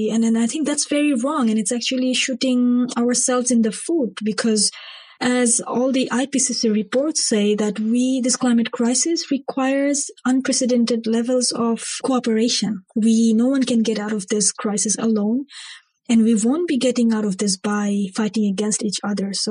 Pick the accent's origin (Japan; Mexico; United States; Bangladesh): Bangladesh; I grew up in Bangladesh and I was involved with politics from a very early age.